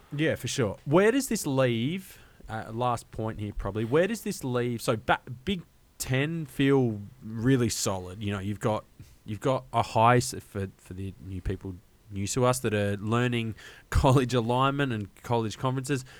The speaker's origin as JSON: {"language": "English", "country": "Australia", "said": "an Australian college football fan"}